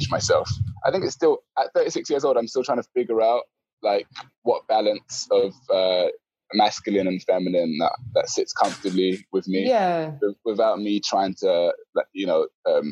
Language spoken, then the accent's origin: English; London, United Kingdom; also born or lived in Peckham; I grew up in Bermondsey, so I went mm-hmm. to like an all-white primary school